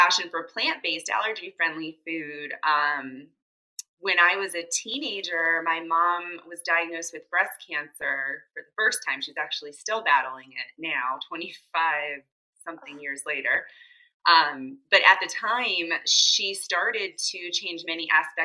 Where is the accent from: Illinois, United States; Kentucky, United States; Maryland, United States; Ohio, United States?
Maryland, United States; Rockville; now in Baltimore, United States; I'm originally from Rockville, Maryland, so not too far from Baltimore